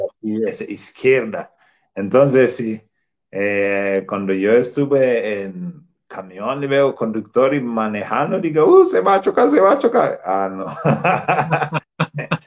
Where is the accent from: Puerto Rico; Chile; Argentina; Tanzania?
Tanzania; Spanish is a second language; moved away as an adult; now in Querétaro, Mexico; mi profesión que yo tenía ahí en mi país, Tanzania